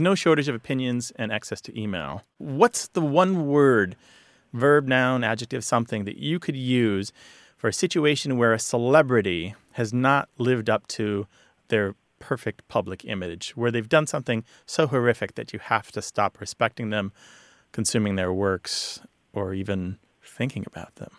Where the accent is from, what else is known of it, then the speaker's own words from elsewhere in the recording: Missouri, United States; moved away; I'm originally from Missouri